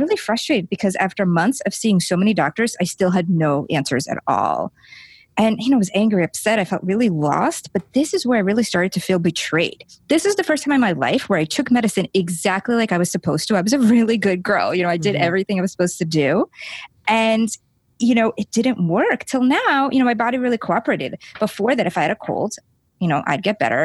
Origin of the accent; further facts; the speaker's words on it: Lithuania; moved away; also born or lived in New York City; I grew up in Lithuania